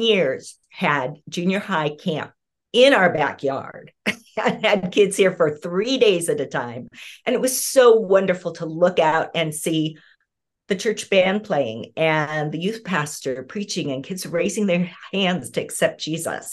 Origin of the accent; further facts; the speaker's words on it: Southern California, United States; moved away as an adult; now in Pacific Northwest, United States; I'm originally a Southern California girl